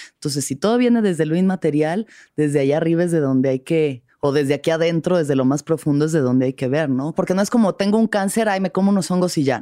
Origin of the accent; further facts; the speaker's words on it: Mexico City, Mexico; Yo que soy de la Ciudad de México